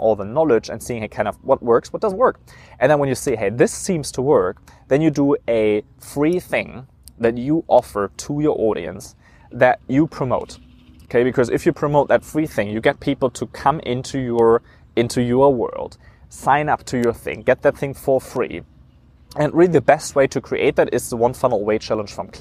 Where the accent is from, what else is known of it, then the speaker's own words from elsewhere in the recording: Germany; moved away; I grew up in Germany